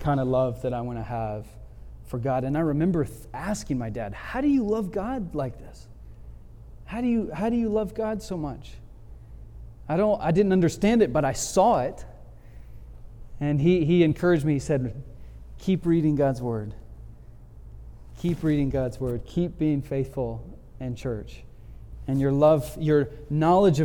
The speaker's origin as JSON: {"language": "English", "town": "Montgomery", "region": "Alabama", "country": "United States", "tie": "born or raised there", "said": "took a job back in my hometown, Montgomery, Alabama"}